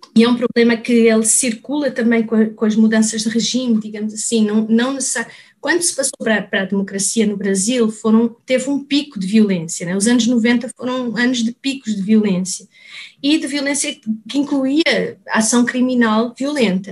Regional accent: Portugal; moved away as an adult; also born or lived in Lisbon; now in Brazil; eu sou portuguesa

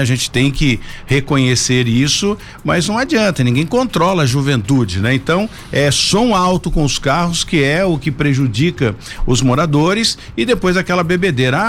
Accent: São José dos Campos, São Paulo, Brazil; eu sou nascido e criado aqui em São José. Então, essa é a minha cidade

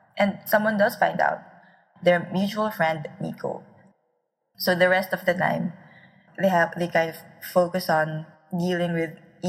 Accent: Philippines; I am a Filipino author

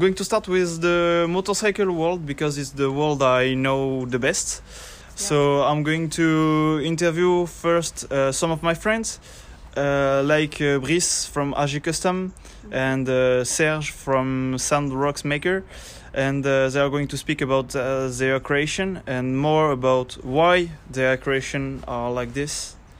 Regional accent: Basque Country, Spain; English is a second language; now in Pau, France; I'm 22 years old. I'm from Basque Country.

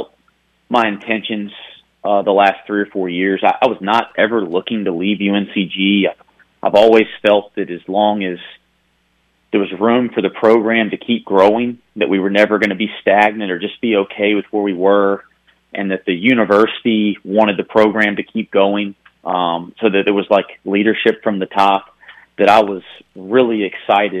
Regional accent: the South, Southern United States, United States; accent: Southern; moved away as an adult; also born or lived in Greensboro; now in Cincinnati, United States; my Southern accent

